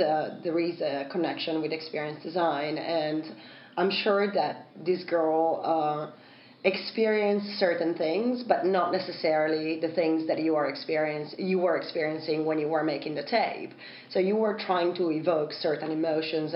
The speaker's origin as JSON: {"language": "English", "country": "Italy", "tie": "born or raised there", "second_language": "English", "moved": "yes", "said": "growing up in Italy, of course, English isn't my first language"}